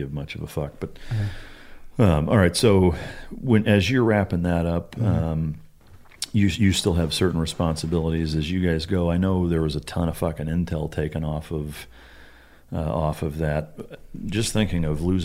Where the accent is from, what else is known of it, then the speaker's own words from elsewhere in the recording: Iowa, United States; moved away; I'm from Iowa originally